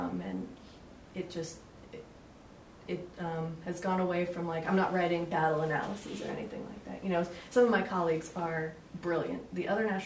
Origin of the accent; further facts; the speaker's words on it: New England, United States; moved away; born and raised in New England